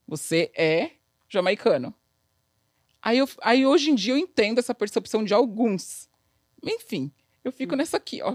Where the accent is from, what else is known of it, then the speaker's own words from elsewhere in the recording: Brazil; moved away as an adult; now in New York, United States; da onde você é? Aí eu falei, do Brasil